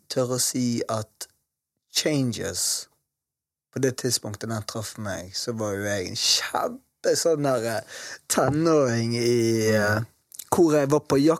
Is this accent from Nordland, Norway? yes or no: no; Bergen, Vestland, Norway; Og jeg også ute dette her med nynazismen i Matopen, der jeg vokste opp.